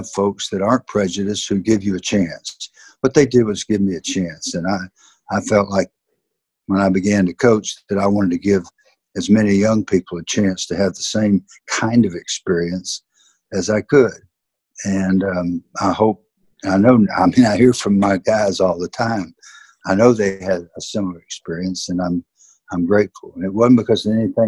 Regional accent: the South, United States; accent: Southern; my Southern accent

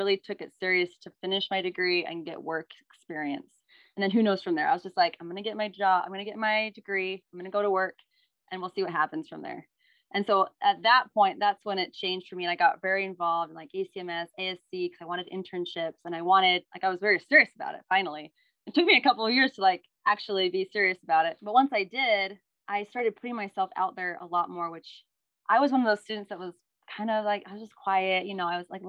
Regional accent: Utah, United States; I'm from Utah

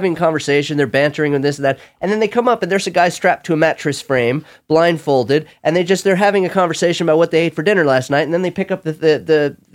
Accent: California, United States; I'm Californian.

